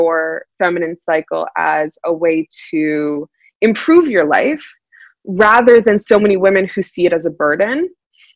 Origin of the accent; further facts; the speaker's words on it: Toronto, Ontario, Canada; also born or lived in California; I'm originally from Toronto, Ontario in Canada. And I'm based out of there